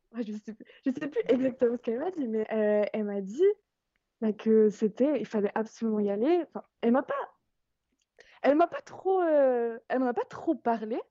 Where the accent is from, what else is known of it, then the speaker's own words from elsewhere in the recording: France; en tant que Française